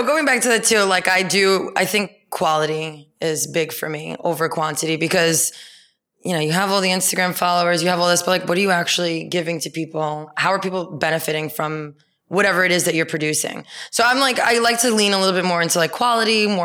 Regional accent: New York City, New York, United States; living, growing up in New York

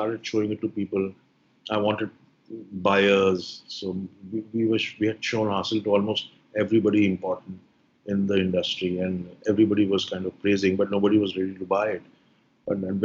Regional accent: Allahabad, Uttar Pradesh, India; I come from Allahabad

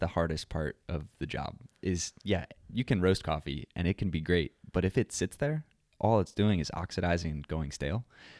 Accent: New York, United States; also born or lived in Pennsylvania; I was born in Pennsylvania, grew up in New York, upstate New York, not the city

